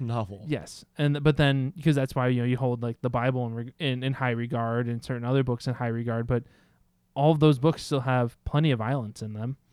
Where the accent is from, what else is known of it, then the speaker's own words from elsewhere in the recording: United States; as American society